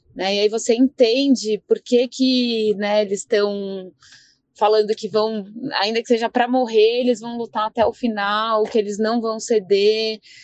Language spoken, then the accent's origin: Portuguese; Brazil; como brasileiros, uma parte nossa, um pé na Europa